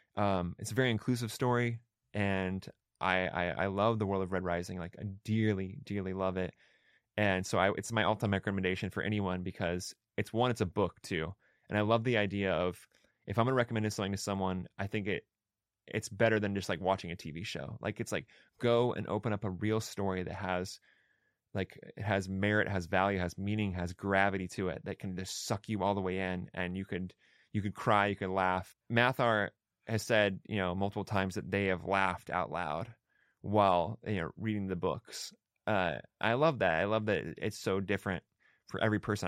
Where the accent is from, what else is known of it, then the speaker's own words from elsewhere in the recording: Pacific Northwest, United States; also born or lived in Olympia, Washington / Sweet Home, Oregon; I grew up in the Pacific Northwest. Um, so I'm, like, I, I hail from Olympia, Washington, and also a small town, uh, outside of, uh, Eugene, Oregon, called Sweet Home.